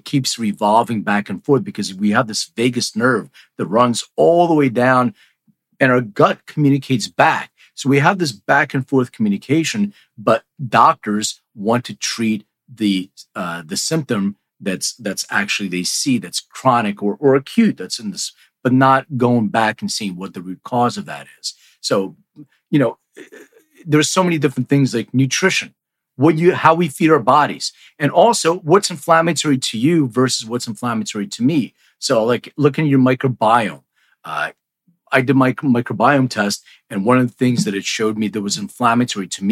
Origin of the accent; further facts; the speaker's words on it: Philadelphia, Pennsylvania, United States; also born or lived in New York; now in Los Angeles, United States; I'm originally from Philly. I live in LA now